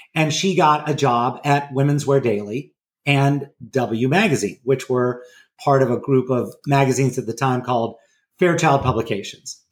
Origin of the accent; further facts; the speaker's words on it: Los Angeles, California, United States; my hometown. And when I say hometown, it is a suburb of Los Angeles called Pacific Palisades, which is way out west, wedged